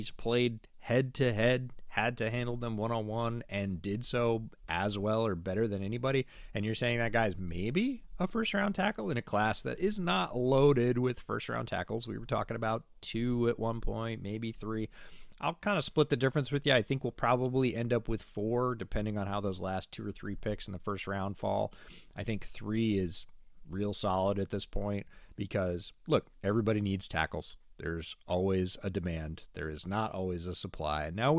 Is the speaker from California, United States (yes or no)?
no; near Syracuse, New York, United States; I grew up right near Syracuse.